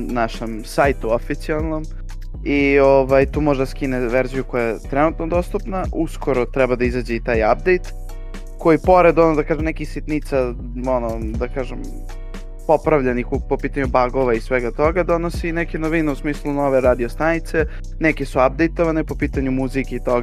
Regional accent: Belgrade, Serbia; mi samo beograđani

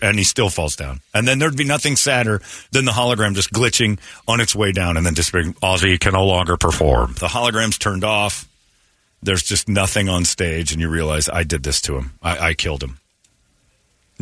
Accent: Philadelphia, Pennsylvania, United States; I'm from Philly

